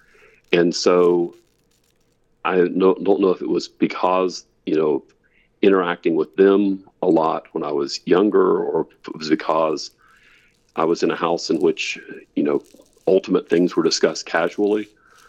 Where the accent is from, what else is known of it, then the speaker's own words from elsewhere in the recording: Gallipolis, Ohio, United States; now in Auburn, United States; I grew up in southeastern Ohio, right on the Ohio River. In fact, at the confluence of the Kanawha and the Ohio Rivers, in a little town called Gallipolis, Ohio